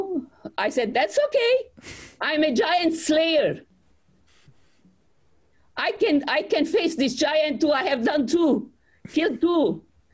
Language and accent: English; Aleppo, Aleppo Governorate, Syria; moved away as an adult; also born or lived in Beirut, Lebanon; now in United States; I was born in Aleppo